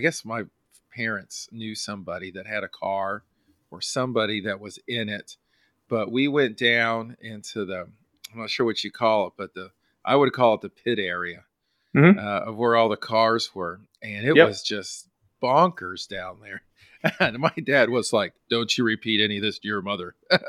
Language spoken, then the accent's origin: English; California, United States; Now I got to tell you, my family, we're from California